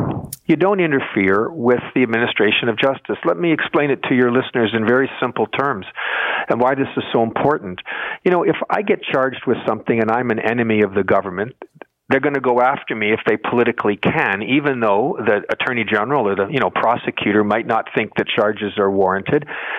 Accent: Canada; One of the things I take as a Canadian very, very, very seriously

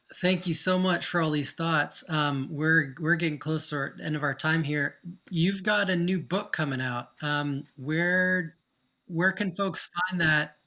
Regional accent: Georgia, United States; moved away as an adult; now in Canada; grew up in Georgia and I was in, I'm American, I was in the States till early twenties and moved here

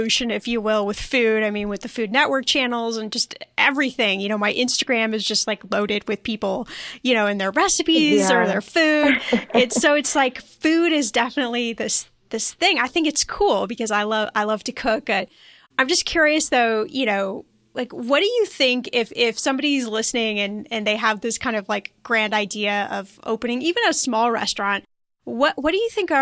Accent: Los Angeles, California, United States; I'm from Los Angeles

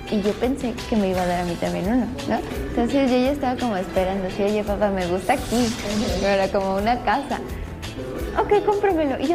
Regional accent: Los Angeles, California, United States; also born or lived in Houston; yo nací en Los Ángeles, soy Angelina, Ángela.

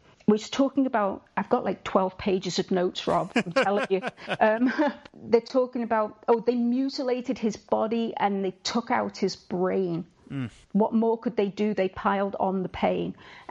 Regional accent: England, United Kingdom; I read these rumors as an English person

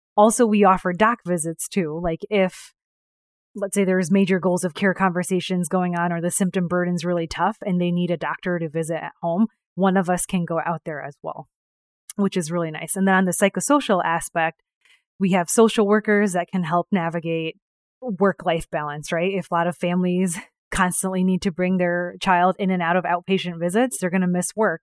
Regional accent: New York, United States; also born or lived in India; I was born in India, raised in New York

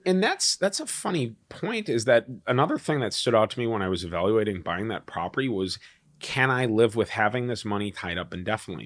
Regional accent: Wisconsin, United States; also born or lived in Chicago; I grew up in Wisconsin

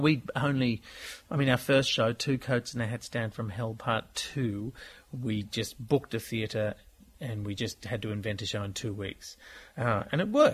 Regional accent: Australia; We're Australian

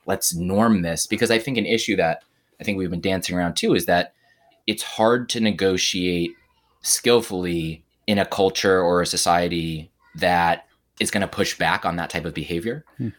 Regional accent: United States; I'm an American Jew, even though my father is Catholic and all that family stuff.

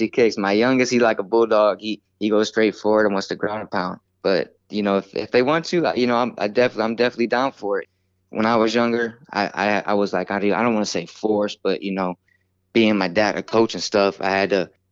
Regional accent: Ohio, United States; my hometown

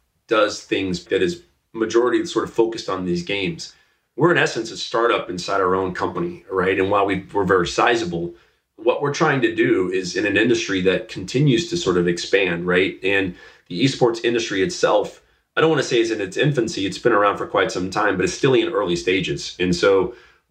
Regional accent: Dallas, Texas, United States; I grew up in Dallas, Texas.

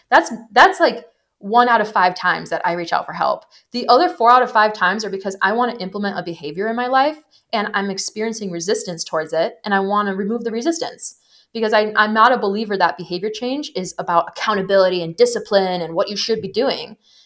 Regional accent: Wisconsin, United States; my mom is like a huge pioneer of integrative healthcare in the state I grew up in Wisconsin

